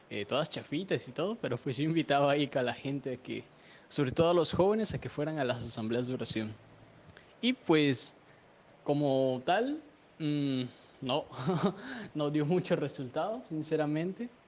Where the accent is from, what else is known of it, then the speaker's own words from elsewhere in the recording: Veracruz, Mexico; Soy de Veracruz soy un músico de Dios, adorador. Eh, pues tengo 20 años